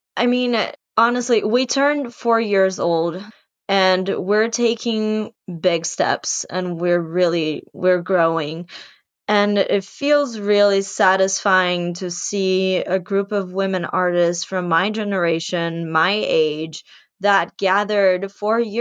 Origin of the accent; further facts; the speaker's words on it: São Paulo, Brazil; English is a second language; moved away as an adult; now in New York City, United States; I went to this English school called Red Balloon in São Paulo, Brazil